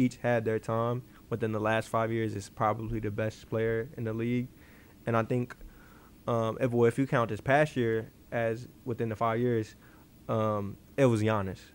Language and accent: English; Chicago, Illinois, United States; I'm from Chicago